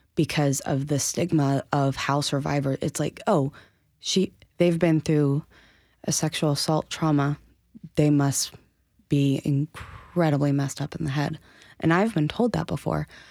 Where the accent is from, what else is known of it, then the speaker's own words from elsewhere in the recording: Asheville, North Carolina, United States; born and raised in Asheville